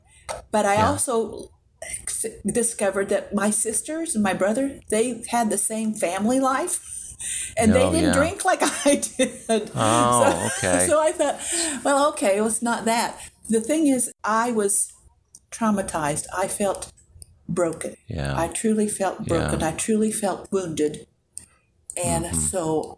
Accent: Hutchinson, Kansas, United States; moved away as an adult; also born or lived in Lawrence, Kansas / San Francisco; I stayed in Kansas. I went from Hutchinson to Lawrence, Kansas

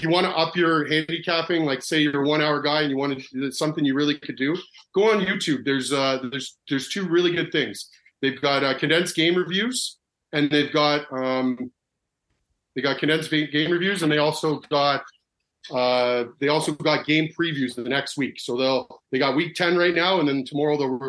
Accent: Canada; I'm from Canada

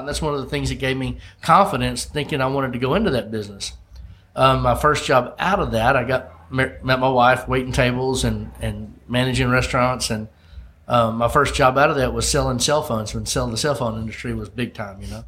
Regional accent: Olive Branch, Mississippi, United States; my hometown in olive branch mississippi

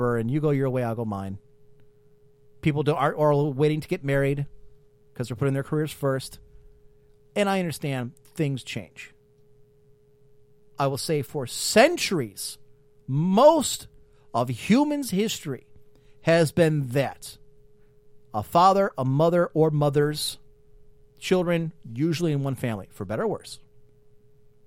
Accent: Midwest, United States; as an American

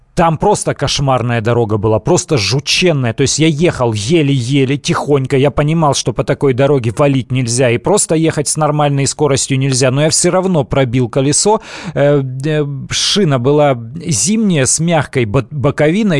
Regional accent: Siberia, Russia; moved away; сам э, родом из Сибири

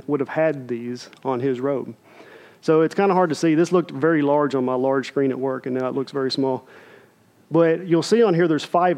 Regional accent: United States; we as American believers

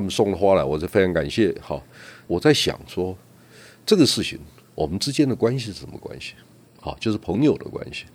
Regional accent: Toucheng, Yilan County, Taiwan; 我在老街长大，然后呢，我祖父有，有几个特色，我祖父是个诗人，他有三百多首可以找得到的著作，他是台湾诗社非常活跃的成员。然后呢，因为来往的都是文人，那我祖父还有一个特色，他是我们镇上象棋第一高手

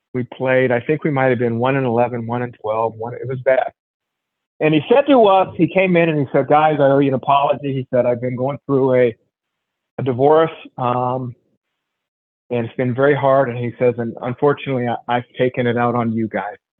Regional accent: Anchorage, Alaska, United States; also born or lived in Colorado Springs, Colorado; growing up in Alaska

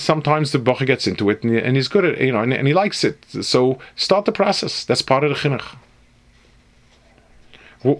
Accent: New York, United States; moved away; also born or lived in Jerusalem; I grew up in New York

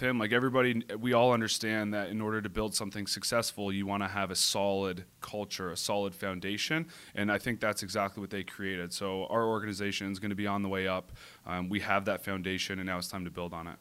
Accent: Whitby, Ontario, Canada; moved away as an adult; also born or lived in Toronto; now in San Diego, United States; I grew up in Toronto, Ontario, a little town called Whippy

